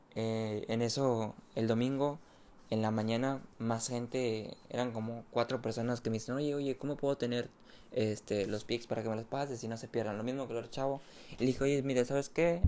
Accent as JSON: {"language": "Spanish", "country": "Mexico", "said": "soy mexicano y me dedico a ser tipster"}